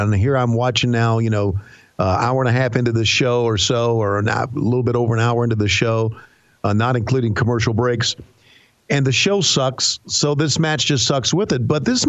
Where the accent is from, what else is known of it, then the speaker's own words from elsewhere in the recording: California, United States; because I'm from California, which is closer to Japan than Macon, Georgia.